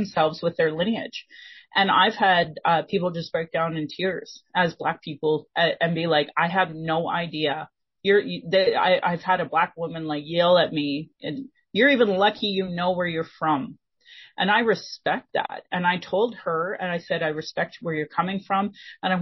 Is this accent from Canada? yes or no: yes; Sylvan Lake, Alberta, Canada; I grew up here in Sylvan Lake is a small town in the middle of Alberta.